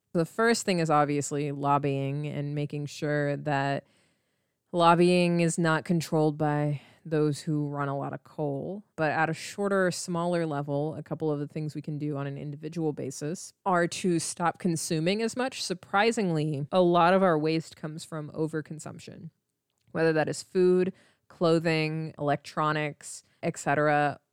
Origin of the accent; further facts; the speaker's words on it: United States; I am Indian American, so I am brown